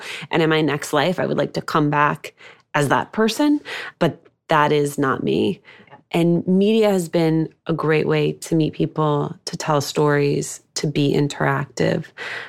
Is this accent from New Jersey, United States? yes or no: yes; Union City, New Jersey, United States; I grew up in New Jersey.